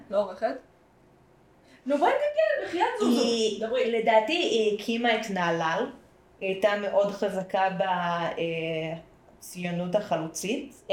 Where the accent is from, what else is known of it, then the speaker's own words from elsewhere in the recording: Central District, Israel; אני אה, גדלתי תקופה בעמק חפר, אז יש את גבעת חיים איחוד ומאוחד.